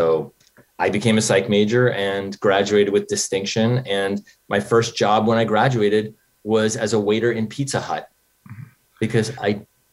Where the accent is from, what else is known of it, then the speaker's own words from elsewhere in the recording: New York, United States; moved away as an adult; also born or lived in Los Angeles; I grew up in New York, and I drove out